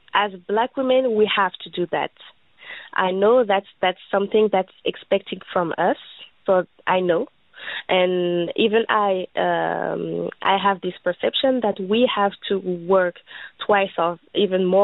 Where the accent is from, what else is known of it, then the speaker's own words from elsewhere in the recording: Benin; now in France; I'm French, but I'm from Benin, which is a West African country.